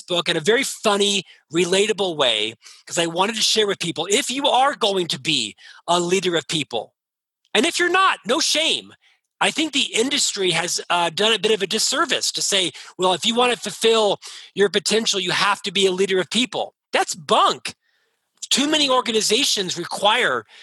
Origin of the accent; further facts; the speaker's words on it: Orlando, Florida, United States; moved away as an adult; now in Utah, United States; I was born and raised in Orlando, Florida